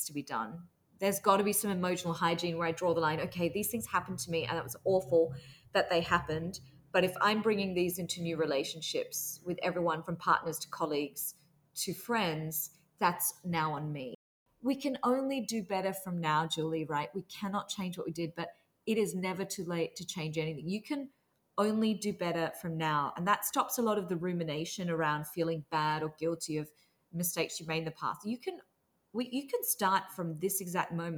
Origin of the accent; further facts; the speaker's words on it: Australia; I grew up in Australia with very strict Singaporean immigrant parents